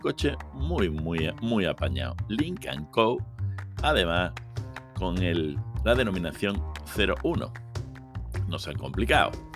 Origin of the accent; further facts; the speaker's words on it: Seville, Andalusia, Spain; yo soy de Sevilla